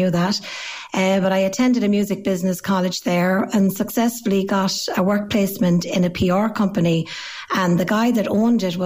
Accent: Arigna, Connacht, Ireland; I'm from Arigna in County Roscommon

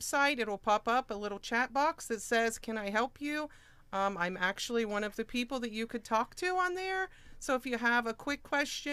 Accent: Moxahala, Ohio, United States; I am from Moxahela

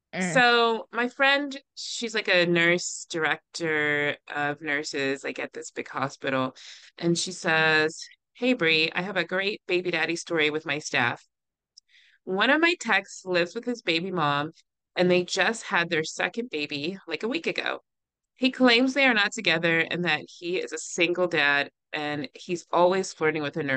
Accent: Virginia, United States; I'm from Virginia, where Thomas Jefferson is also from

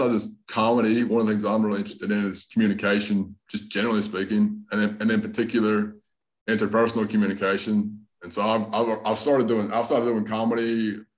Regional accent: North Carolina, United States; accent: hybrid Southern Australian; also born or lived in Australia; So I'm uh, from I'm from North Carolina, but most people, most of the comics know I got a bit of an accent. So I lived in Australia for a long time, about, about 12 years.

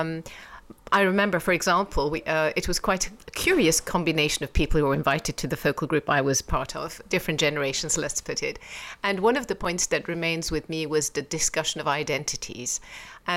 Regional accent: Iran; moved away; also born or lived in England; I was born in England, brought up in Iran

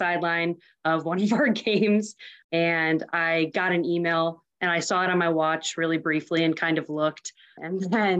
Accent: Huntley, Illinois, United States; I'm from a small town called Huntley, Illinois

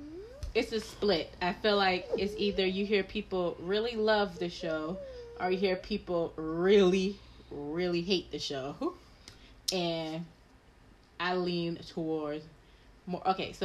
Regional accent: South Carolina, United States; No, it's not my hometown. They were from North Carolina. I am from South Carolina.

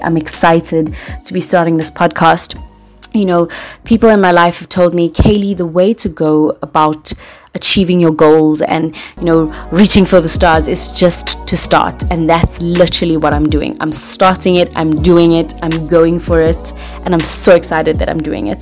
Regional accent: Johannesburg, Gauteng, South Africa; I'm from South Africa, the west of Johannesburg. Yes, I am a proud girl from Joburg.

